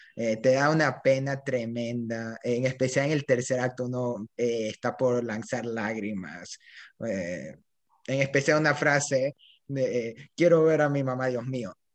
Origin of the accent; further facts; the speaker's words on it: Ecuador; Yo soy de Ecuador